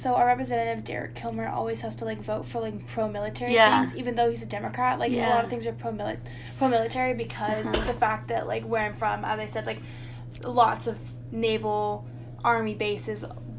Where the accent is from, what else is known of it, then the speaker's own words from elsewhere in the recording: Bremerton, Washington, United States; moved away as an adult; also born or lived in Bellingham, Washington; I'm from Bremerton, Washington, but I was born in Bellingham, Washington, so I'm a Washingtonian as well.